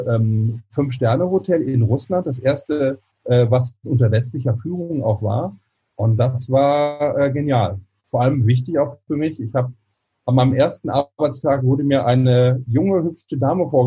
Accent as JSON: {"language": "German", "town": "Mönchengladbach", "region": "North Rhine-Westphalia", "country": "Germany", "tie": "born or raised there", "also_born_or_lived": "Bochum", "said": "ich stamme, also geboren bin ich in Bochum, im tiefsten Ruhrpott, aber groß geworden bin ich in Mönchengladbach."}